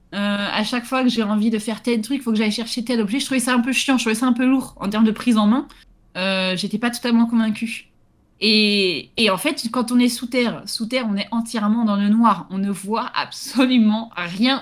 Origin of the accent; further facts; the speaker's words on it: Gironde, Nouvelle-Aquitaine, France; chez moi, en Gironde